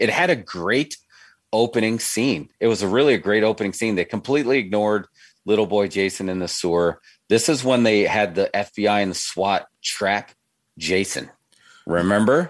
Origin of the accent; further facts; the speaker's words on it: New York, United States; growing up in New York